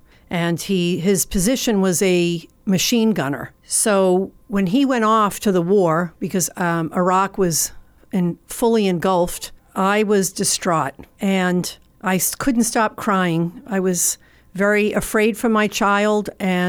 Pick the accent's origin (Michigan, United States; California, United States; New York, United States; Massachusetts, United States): Massachusetts, United States; moved away as an adult; Originally, you will tell from my speaking that I am not from New Jersey originally. I am from Massachusetts, and I moved here in 1994, which was almost 30 years ago, for a job.